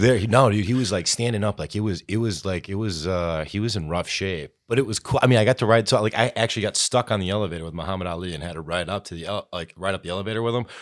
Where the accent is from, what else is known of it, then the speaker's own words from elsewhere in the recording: Clare, Michigan, United States; also born or lived in Chicago; born and raised in Clare like the rest of us here